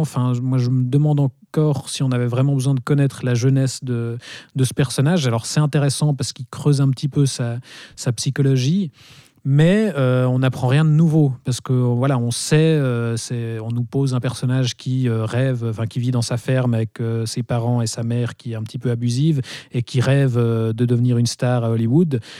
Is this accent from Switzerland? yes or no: yes; Switzerland; chez nous en Suisse